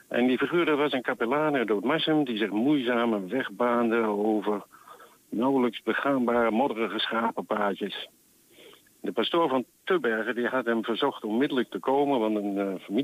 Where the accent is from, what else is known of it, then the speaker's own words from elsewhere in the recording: Netherlands; accent: mix of Deventer, Apeldoorn and Twents; Eh, ik ben geen Twentenaar geboren, dus ik spreek een hybride plat, zeg maar.